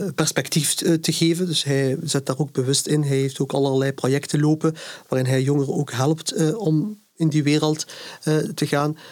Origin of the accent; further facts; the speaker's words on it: Ghent, Flanders, Belgium; ik ben hier geboren en, en getogen. ik ben ook fier op mijn stad. Ik voel mij ook op en top Gentenaar